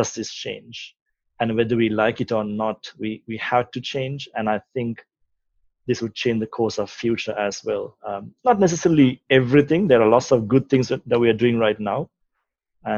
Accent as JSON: {"language": "English", "country": "Sri Lanka", "tie": "born or raised there", "moved": "yes", "said": "I'm from Sri Lanka. I grew up in Sri Lanka, did my tertiary education there"}